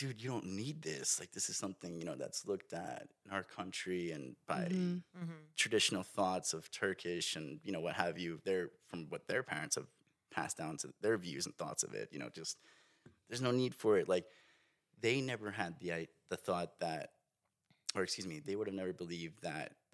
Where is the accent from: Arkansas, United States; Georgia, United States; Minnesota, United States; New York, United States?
New York, United States; Long Island, Suffolk County; also born or lived in Brooklyn, New York; Family and everybody's from the Brooklyn area. And then I grew up in the Long Island, Suffolk County area of New York